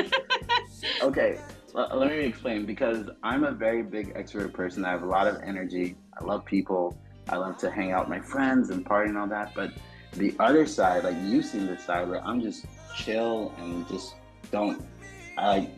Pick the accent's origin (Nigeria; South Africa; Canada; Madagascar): Madagascar; moved away; I am from Madagascar. I do have a Malagasy passport